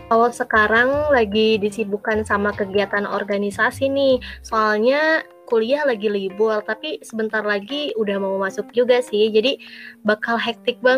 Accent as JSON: {"language": "Indonesian", "town": "Bandung", "region": "West Java", "country": "Indonesia", "said": "Aku asalnya dari kota yang adem nih, Bandung ya, dari Bandung. Nah, tepatnya di daerah kabupatennya ya, teman-teman."}